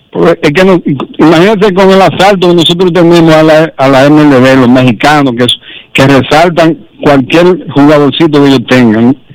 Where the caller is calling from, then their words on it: Pedro Santana, Elías Piña, Dominican Republic; No, yo, yo, yo vivo en Santo Domingo, pero soy de Pedro Santana.